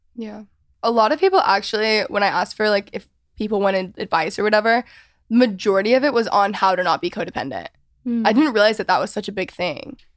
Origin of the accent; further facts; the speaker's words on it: Texas, United States; all of my whole house at the point like we're all from Texas